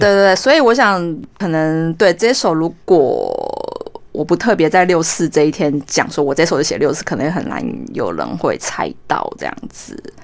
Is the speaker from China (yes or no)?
no; Taiwan; 我们都是台湾人，我们的讲话腔调就一样